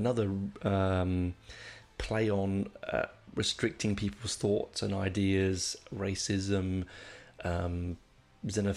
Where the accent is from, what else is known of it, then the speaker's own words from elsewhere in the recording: London, United Kingdom; I grew up in Hendon